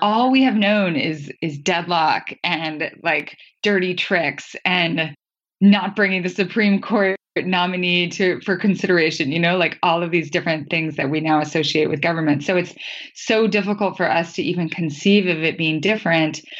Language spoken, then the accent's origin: English; northern Idaho, United States; my hometown in northern Idaho